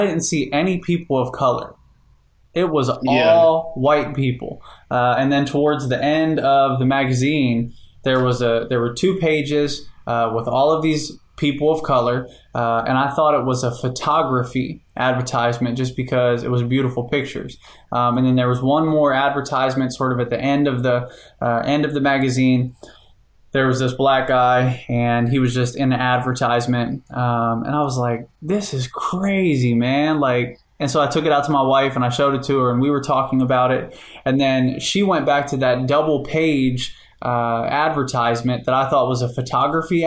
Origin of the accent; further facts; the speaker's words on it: Cincinnati, Ohio, United States; also born or lived in Hawaii; now in Indiana, United States; I'm from Cincinnati, Ohio